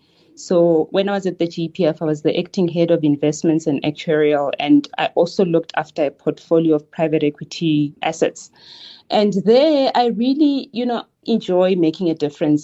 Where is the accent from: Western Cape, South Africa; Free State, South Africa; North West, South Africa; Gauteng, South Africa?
North West, South Africa; Klerksdorp area township; So I grew up in a township called Klephart. Klephart is based in between Northwest and province.